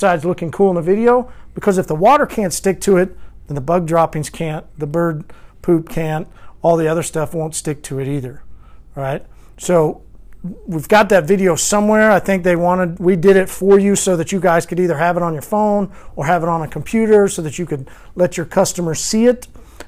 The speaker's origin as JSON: {"language": "English", "town": "Longmont", "region": "Colorado", "country": "United States", "said": "Hey, I'm from Long Mount, da da da da da da."}